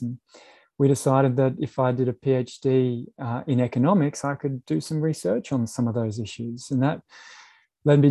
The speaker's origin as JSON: {"language": "English", "town": "Brisbane", "region": "Queensland", "country": "Australia", "tie": "born or raised there", "said": "I grew up in Brisbane"}